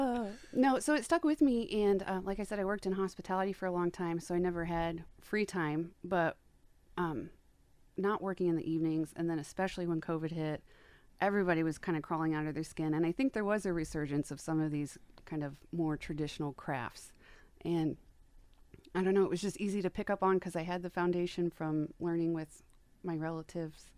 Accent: Wabash, Indiana, United States; now in Fort Wayne, United States; I grew up in Wabash, Indiana

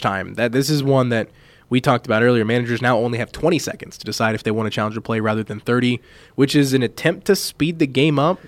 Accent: Kansas City, United States; growing up in Kansas City

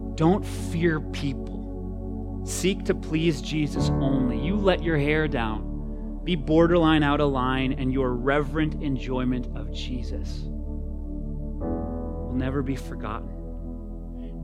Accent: Minnesota, United States; as a Minnesotan

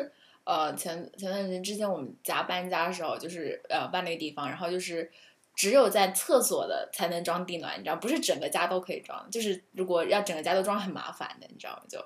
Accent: Hangzhou, Zhejiang, China; now in Canada; 我来自杭州啊，

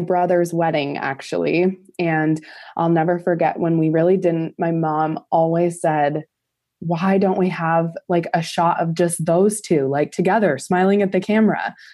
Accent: Montana, United States; Montana's small, it's a small state, and so in my hometown, there's about sixty thousand

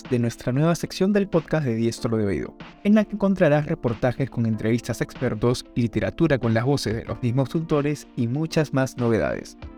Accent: Madrid, Community of Madrid, Spain; soy española de Madrid, tengo 52 años y soy escritora cuando mi trabajo de contable me lo permite.

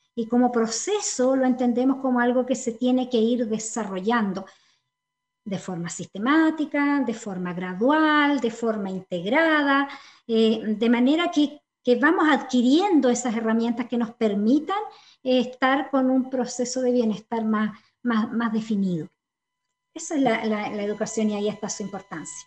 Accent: Chile; Como sociedad chilena

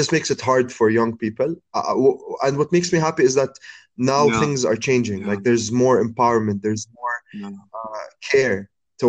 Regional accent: Abu Dhabi, United Arab Emirates; also born or lived in Jordan / Cairo; Like being a Middle Eastern man and growing up in Abu Dhabi, coming back to Jordan, and living all my life and studying in Cairo. So I spent most of my life in three really Arabic cities

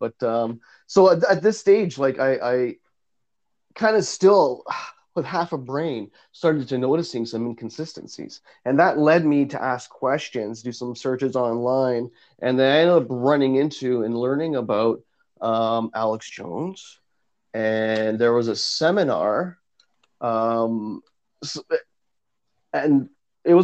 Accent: Vaughan, Ontario, Canada; I grew up in Woodbridge and Maple and Vaughan

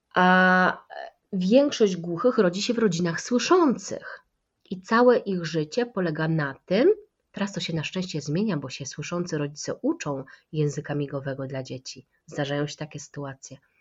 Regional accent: Kraków, Lesser Poland, Poland; u nas w Krakowie się to miga inaczej

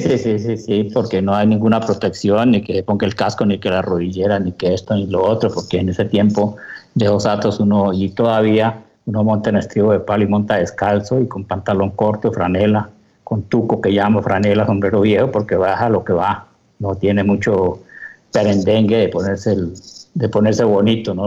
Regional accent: Llanos Orientales, Colombia; donde me crié de llanero

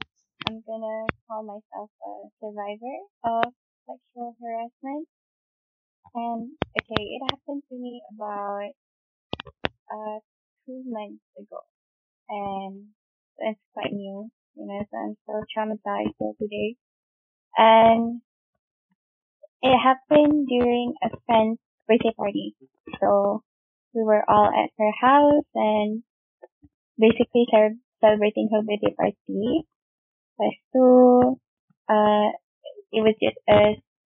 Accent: Subang Jaya, Selangor, Malaysia; I'm 19. I'm from Subang.

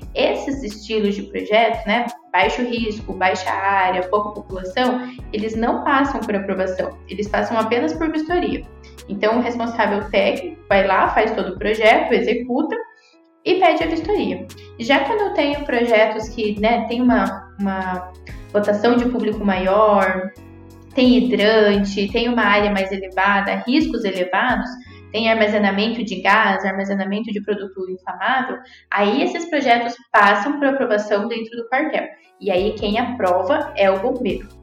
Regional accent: Cascavel, Paraná, Brazil; eu sou de Cascavel, né, aqui no interior do Paraná

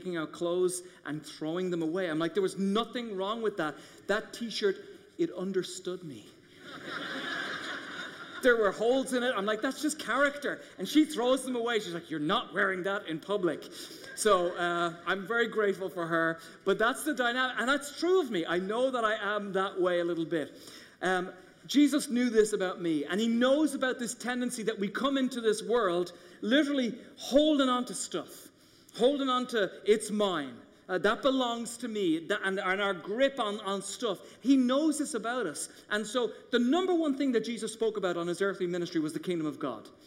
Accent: Ireland; moved away as an adult; now in United States; I grew up in Ireland going in the Catholic Church

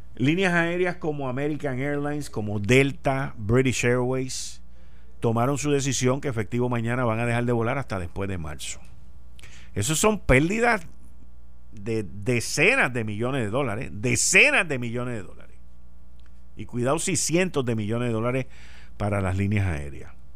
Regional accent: Puerto Rico; moved away; me fui de Puerto Rico dejando un paraíso en los 70

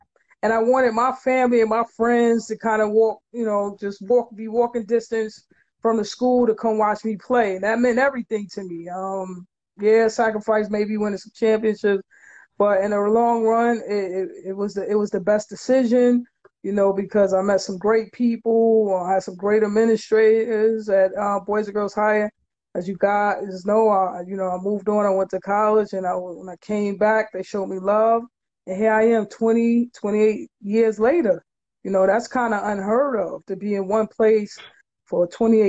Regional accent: New York City, New York, United States; I'm originally from Crown Heights

